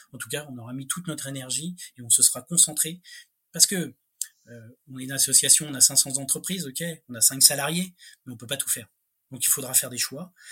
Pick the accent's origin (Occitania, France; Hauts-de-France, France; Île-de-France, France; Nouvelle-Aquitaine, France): Île-de-France, France; Paris; J'ai rien contre les Parisiens, hein, j'en suis